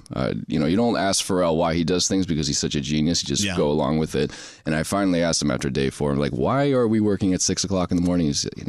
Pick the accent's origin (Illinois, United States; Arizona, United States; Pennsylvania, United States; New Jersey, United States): New Jersey, United States; accent: Jersey; when I'm in New York, my Jersey accent comes out